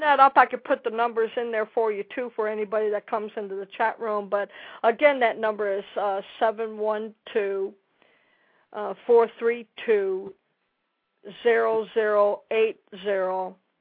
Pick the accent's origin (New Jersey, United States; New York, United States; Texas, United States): Texas, United States; Dallas; I'm from Dallas